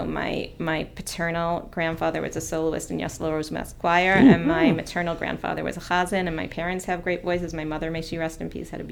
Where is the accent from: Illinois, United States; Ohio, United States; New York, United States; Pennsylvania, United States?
New York, United States; West Hempstead; I grew up in West Hempstead